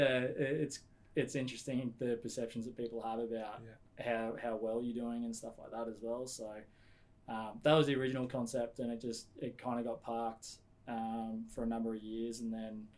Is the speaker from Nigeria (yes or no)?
no; Australia; I was born here.